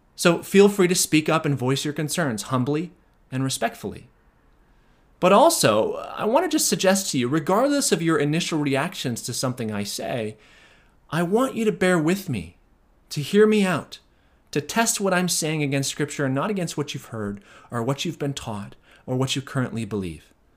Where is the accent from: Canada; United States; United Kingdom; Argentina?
United States; we as American Christians